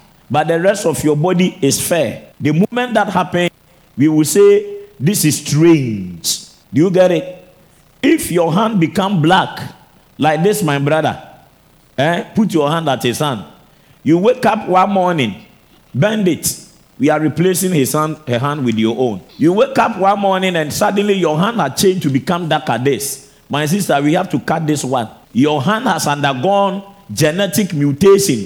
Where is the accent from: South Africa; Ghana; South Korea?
Ghana